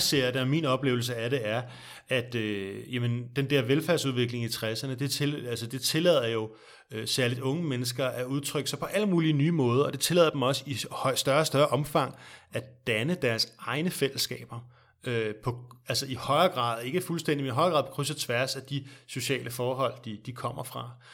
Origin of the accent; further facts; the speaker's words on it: Denmark; som danskere. Vi bor i et meget, meget lille land